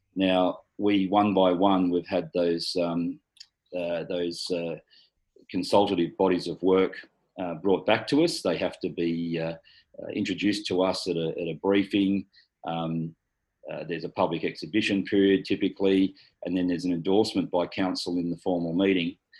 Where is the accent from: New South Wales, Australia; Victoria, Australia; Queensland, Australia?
New South Wales, Australia; Galston; also born or lived in Hornsby; I was born in Hornsby Hospital. I was schooled in Galston Primary, Galston High